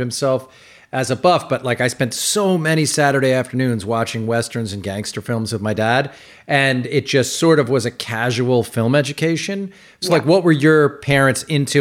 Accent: New York, United States; I grew up in New York in the late 70s and 80s.

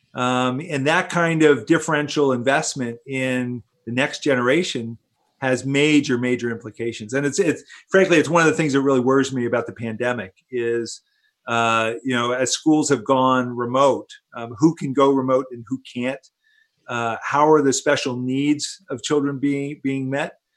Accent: Princeton, New Jersey, United States; I grew up here in Princeton, and uh, my family's been here since since 1960

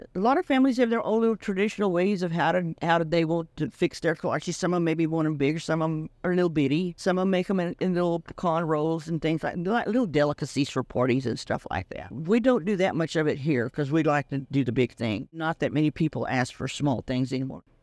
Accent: West, Texas, United States; born or raised there; English is a second language

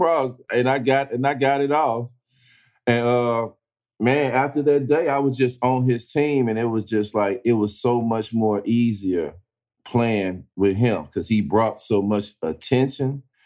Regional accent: East St. Louis, Illinois, United States; I'm from East St. Louis. I'm a Midwest kid

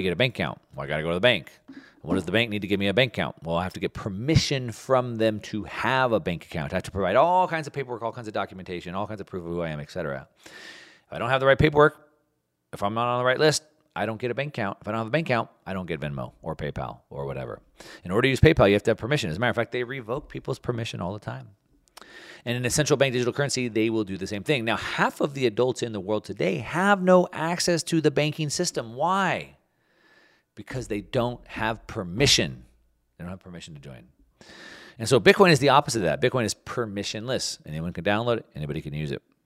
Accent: United States; As an American patriot

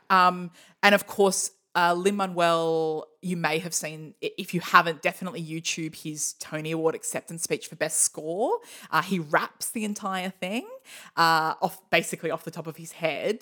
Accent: Australia; I'm Australian for many generations

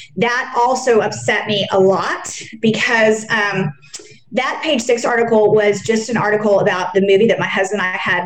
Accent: Dallas, Texas, United States; growing up in Texas and Dallas

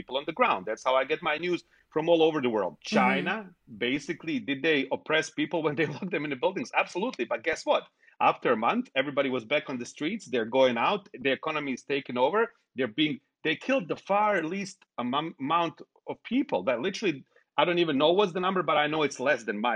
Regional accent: Sarajevo, Federation of Bosnia and Herzegovina, Bosnia & Herzegovina; moved away as an adult; now in United States; people were allowed to practice Islam in my hometown in Sarajevo

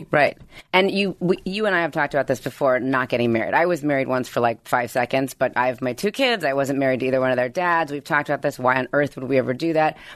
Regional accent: Livingston, New Jersey, United States; In Livingston, New Jersey.

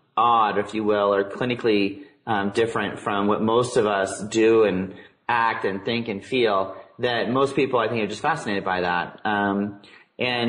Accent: Tacoma, Washington, United States; growing up in Tacoma, Washington, Ted Bundy actually grew up down the street.

